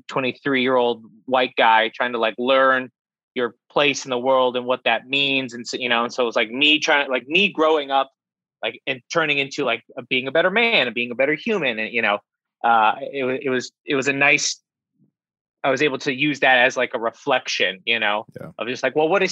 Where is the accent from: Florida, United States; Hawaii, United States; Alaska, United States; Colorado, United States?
Alaska, United States; Grew up, because I'm from Alaska, so there's not a lot